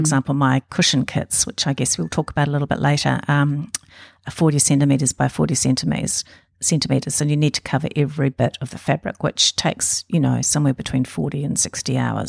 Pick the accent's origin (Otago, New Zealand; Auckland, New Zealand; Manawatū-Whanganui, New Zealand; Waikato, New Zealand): Auckland, New Zealand; I was born in Auckland